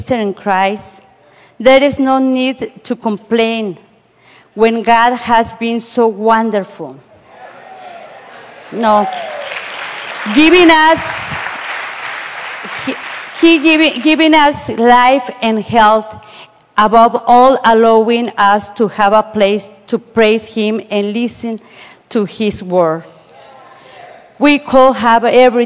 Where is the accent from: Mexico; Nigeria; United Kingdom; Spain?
Mexico; Mexico City; now in Indiana, United States; I were born in Mexico City. So Mexico City all the time is the same weather.